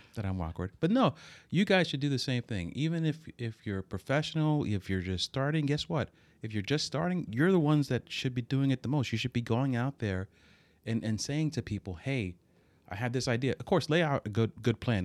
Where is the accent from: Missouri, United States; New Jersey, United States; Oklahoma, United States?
New Jersey, United States; Hoboken; we grew up in Hoboken